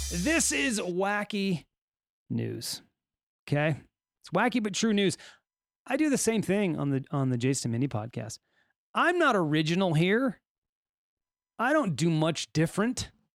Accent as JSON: {"language": "English", "region": "California", "country": "United States", "accent": "Californian", "said": "I'll just stick with my regular Californian accent."}